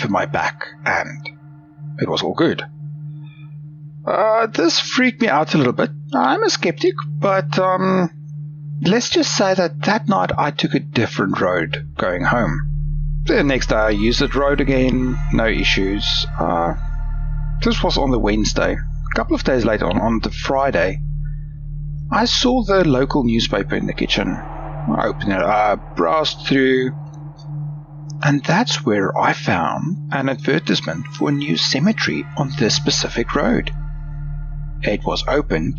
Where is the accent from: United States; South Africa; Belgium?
South Africa; now in Australia; I grew up in South Africa, and during my final year of high school